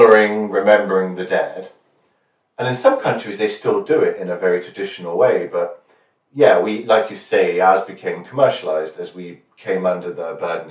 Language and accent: English; United Kingdom; We're both British